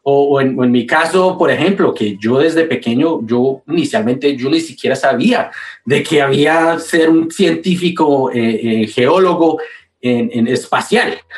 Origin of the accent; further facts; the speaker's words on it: Manizales, Caldas, Colombia; now in United States; yo nací en Colombia. Yo nací en Manizales, Colombia. Ah, eh, puro colombiano